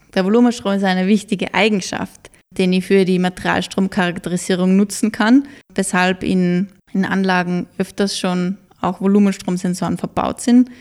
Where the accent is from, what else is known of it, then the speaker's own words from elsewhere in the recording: Mürztal, Styria, Austria; ich bin in Mürztal groß geworden